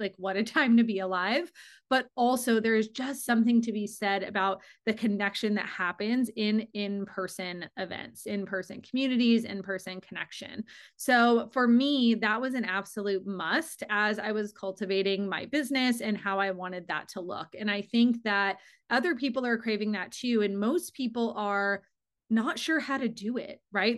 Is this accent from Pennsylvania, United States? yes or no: no; Arizona, United States; I am born and raised in Arizona.